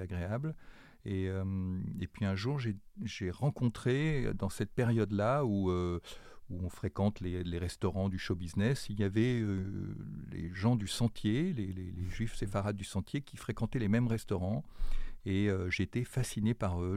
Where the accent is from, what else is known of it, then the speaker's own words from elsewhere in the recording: Grenoble, Auvergne-Rhône-Alpes, France; je, suis né à Grenoble, j'ai grandi à Grenoble